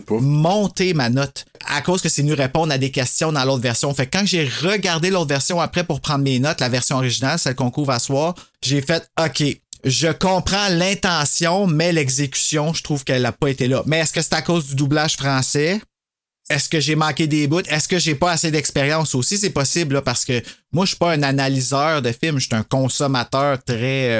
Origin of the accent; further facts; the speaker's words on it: Gatineau, Quebec, Canada; on vient tous de Gatineau